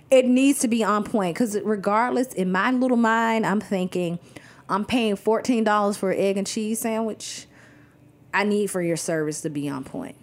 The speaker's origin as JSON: {"language": "English", "town": "Athens", "region": "Georgia", "country": "United States", "tie": "born or raised there", "also_born_or_lived": "Atlanta, Georgia", "moved": "as an adult", "lives_now": "Brooklyn, United States", "said": "I was born and raised in Athens, Georgia."}